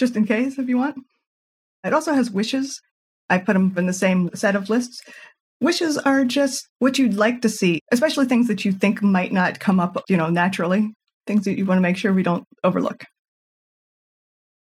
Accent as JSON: {"language": "English", "region": "North Carolina", "country": "United States", "said": "I'm from North Carolina in the southeastern U.S."}